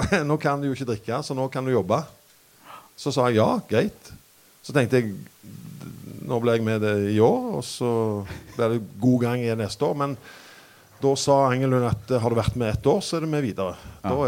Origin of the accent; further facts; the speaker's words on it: Randaberg, Rogaland, Norway; Jeg er fra Randaberg, faktisk. Ja. Stavanger.